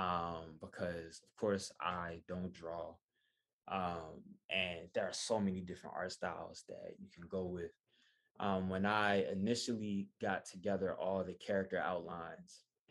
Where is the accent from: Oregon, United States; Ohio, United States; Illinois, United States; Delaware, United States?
Delaware, United States; Wilmington; moved away as an adult; now in Philadelphia, United States; before I even moved to Philadelphia, where I live now, I'm originally from Wilmington.